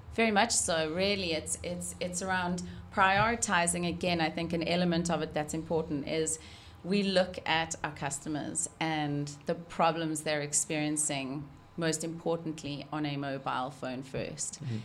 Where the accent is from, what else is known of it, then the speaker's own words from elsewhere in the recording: South Africa; moved away; I'm South African